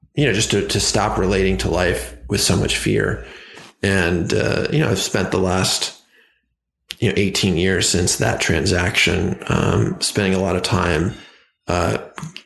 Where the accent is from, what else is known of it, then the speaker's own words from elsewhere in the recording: Ojai, California, United States; the town that I grew up on called in Ojai, California